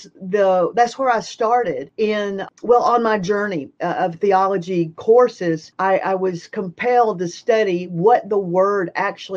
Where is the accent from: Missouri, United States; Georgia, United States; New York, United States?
Georgia, United States; Atlanta; I'm from Georgia. I'm in Atlanta. I'm a seventh generation Atlantan